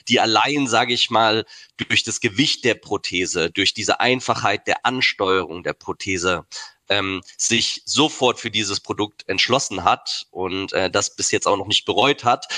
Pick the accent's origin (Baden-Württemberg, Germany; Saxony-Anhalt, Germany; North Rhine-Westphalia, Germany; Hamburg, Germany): Baden-Württemberg, Germany; Heidelberg; Ich bin in Heidelberg geboren und wohne auch